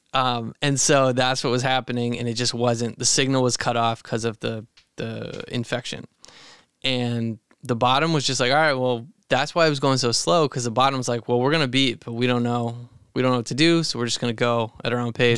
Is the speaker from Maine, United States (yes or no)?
yes; Maine, United States; growing up in Maine, we'd run through the woods, tall grass